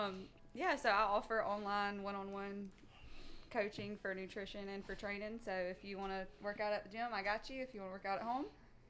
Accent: Georgia, United States; I'm from Georgia.

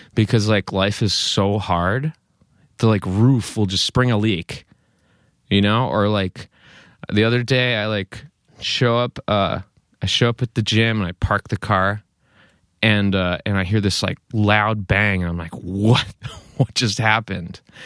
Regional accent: East Coast, United States; moved away as an adult; now in Chico, United States; growing up on the East Coast

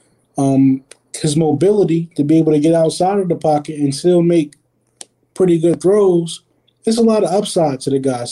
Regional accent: New Jersey, United States; I'm from New Jersey

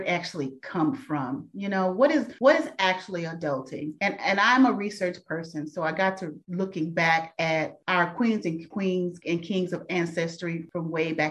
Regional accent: Dallas, Texas, United States; I'm a true Dallas native. I'm from Dallas. I still live in the Dallas-Fort Worth Metroplex.

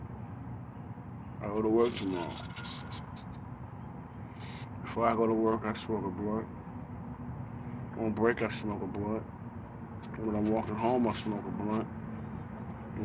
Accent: New York City, New York, United States; also born or lived in Manhattan / Harlem / Bronx / Long Island; now in Roanoke, United States; I moved out here from New York. Born and raised in New York

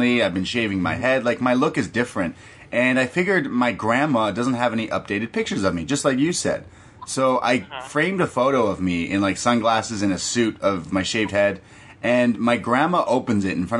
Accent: Canada; I'm Canadian

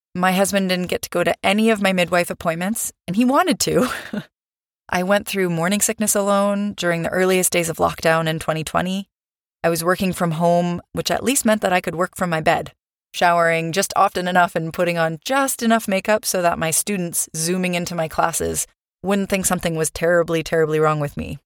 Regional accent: Canada; moved away; also born or lived in Europe / Vancouver, Canada; I'm Canadian

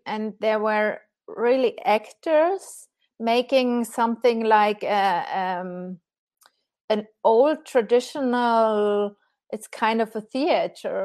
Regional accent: Germany; now in Switzerland; I'm from Germany and living in Switzerland

